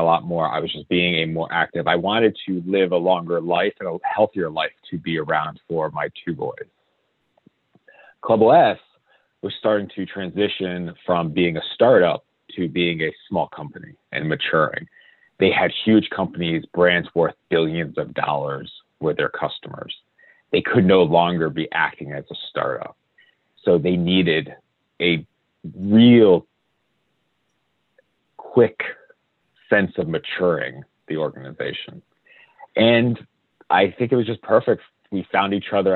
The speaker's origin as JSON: {"language": "English", "region": "Connecticut", "country": "United States", "tie": "born or raised there", "said": "I grew up in Connecticut"}